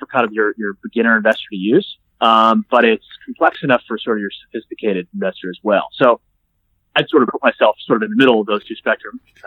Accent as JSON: {"language": "English", "country": "United States", "also_born_or_lived": "Toronto", "accent": "American", "moved": "as an adult", "lives_now": "Australia", "said": "as an American living in Australia"}